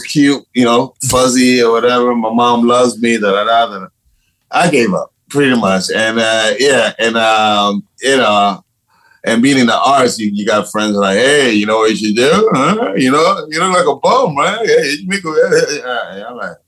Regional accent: Panama; first language Spanish; English is a second language; now in New York, United States; I'm originally from Panama. I'm originally from Panama.

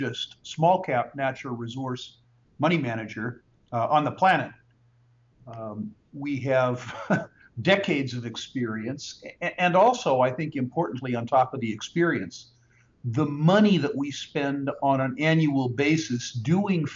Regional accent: California, United States; when I was growing up in California

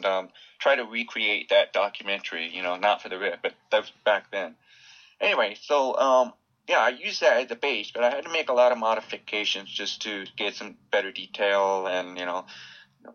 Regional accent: Southern California, United States; I grew up in, near the beach in Southern California

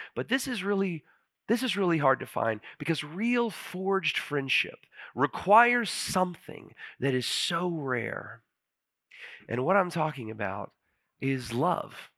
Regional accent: Huntsville, United States; moved away as an adult; I actually moved back to Huntsville. My dad's a pastor in Huntsville, and I was on his staff for about ten months. It was my hometown

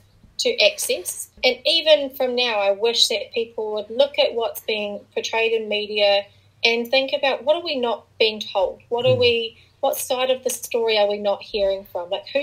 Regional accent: Dunedin, Otago, New Zealand; also born or lived in Mount Cook Village; I grew up in Dunedin, and I, you know, Dunedin's got a really Scottish feel to it, which is awesome, and I wouldn't want it any other way.

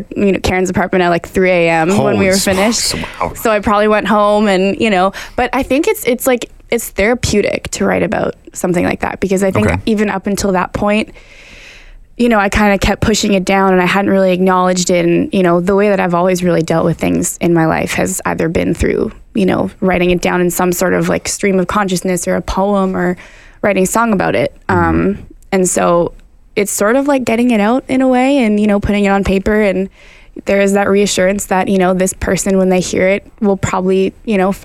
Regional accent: Ottawa, Ontario, Canada; I'm from Ottawa

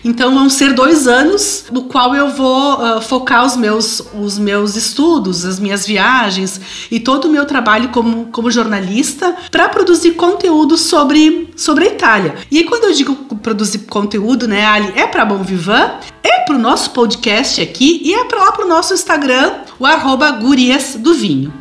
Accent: Flores da Cunha, Rio Grande do Sul, Brazil; moved away as an adult; now in Italy; eu sou de Flores da Cunha, então eu fui a princesa da maior festa da cidade

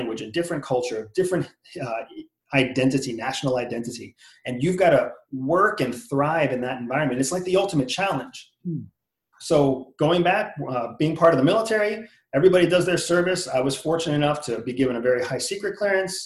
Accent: Pennsylvania, United States; moved away as an adult; I grew up in Pennsylvania

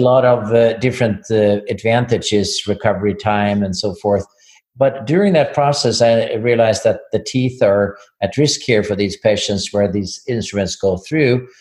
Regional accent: Sweden; moved away as an adult; now in Ann Arbor, United States; I'm from Sweden.

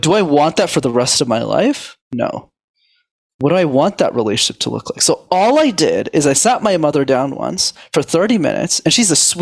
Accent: Canada; I was born in Canada, born and raised.

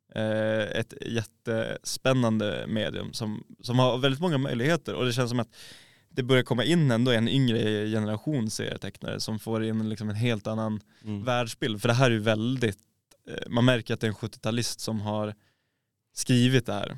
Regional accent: Norrland, Sweden; Som norrlänning

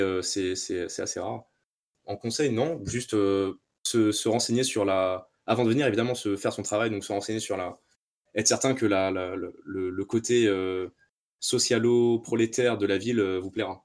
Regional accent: France; moved away as an adult; now in Liverpool, United Kingdom; en tant que Français

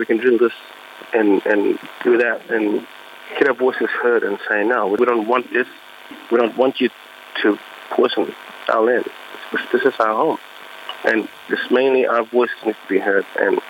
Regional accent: Elliott, Northern Territory, Australia; I'm from Jingling Mudba tribe in Elliot.

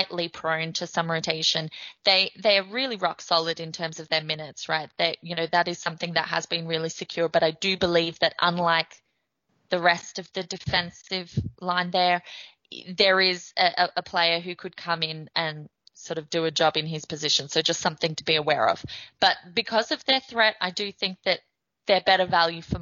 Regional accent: Australia; now in Ireland; I'm Australian living in Ireland. I'm not based in the UK

